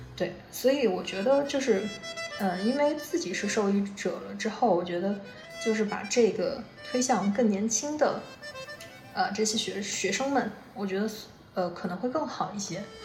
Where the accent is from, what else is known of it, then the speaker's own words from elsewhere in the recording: Guiyang, Guizhou, China; 我们都是贵阳的